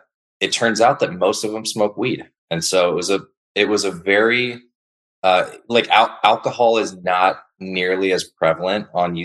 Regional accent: San Diego, California, United States; also born or lived in Los Angeles; I'm born and raised in San Diego, Southern California native

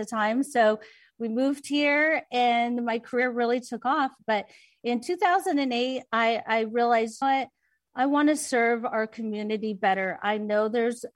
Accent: Orange County, California, United States; also born or lived in Long Beach, California; now in Las Vegas, United States; early years, we grew up in Long Beach and right outside of LA. And then our parents divorced and we moved to Orange County

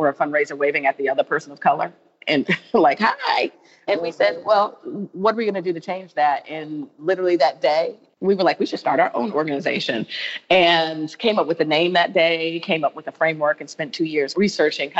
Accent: Hartford, Connecticut, United States; now in New York City, United States; I was born in Hartford, Connecticut

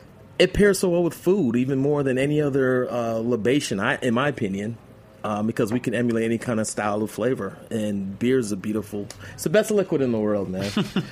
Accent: New York, United States; now in Atlanta, United States; I'm a Yankees fan. I mean, I was born in New York

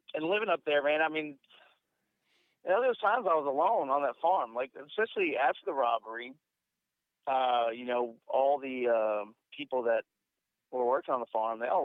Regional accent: Houston, Texas, United States; now in Thailand; I'm from Houston, Texas. I live in Thailand

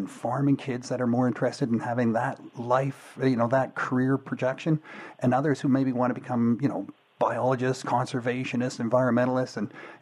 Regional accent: Georgetown, Ontario, Canada; I grew up in Georgetown, like not far from Cambridge

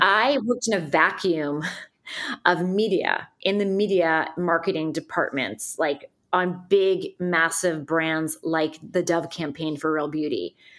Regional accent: Northern New Jersey, United States; moved away as an adult; also born or lived in New York City; now in Nashville, United States; I'm from Northern New Jersey

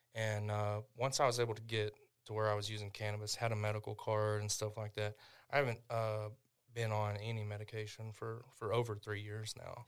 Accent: Tishomingo, Oklahoma, United States; my hometown

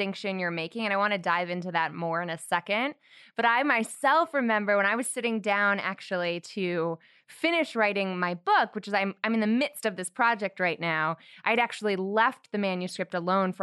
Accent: Connecticut, United States; a little school from my home state known as Yale University

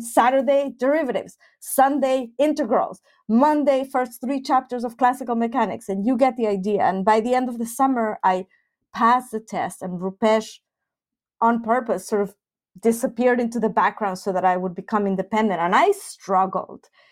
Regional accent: Mexico City, Mexico; now in Finland; I grew up in Mexico City, and I was part of the Jewish community

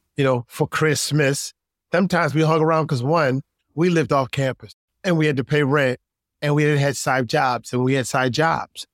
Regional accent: New York City, New York, United States; also born or lived in Utica, New York; growing up in New York, uh, grew up in Queens. I really actually grew up in upstate New York, not far from Syracuse

